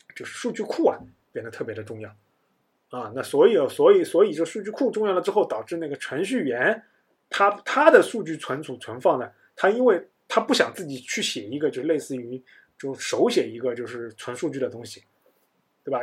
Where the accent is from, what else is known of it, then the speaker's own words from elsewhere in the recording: China; 我们中国人